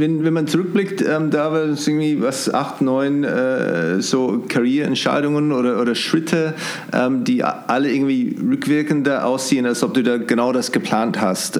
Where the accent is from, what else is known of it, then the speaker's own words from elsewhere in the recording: New Zealand; German is a second language; moved away as an adult; now in Munich, Germany; ich komme ursprünglich aus Neuseeland, da war schon in den 90er Jahren, waren schon Gourmet-Burgers überall. Als ich hier nach München gekommen bin, 2002